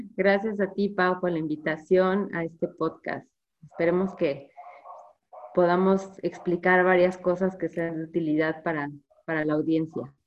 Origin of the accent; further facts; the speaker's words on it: Mexico; nosotros nos comemos como mexicanos